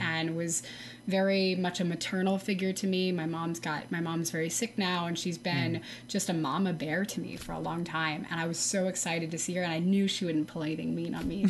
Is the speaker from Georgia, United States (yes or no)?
no; Texas, United States; I'm from Texas